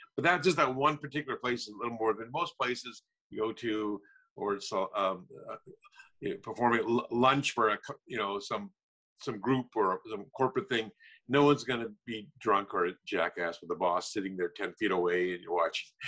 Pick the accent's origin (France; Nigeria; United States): United States; Minnesota; now in Los Angeles, United States; I'm originally from Minnesota.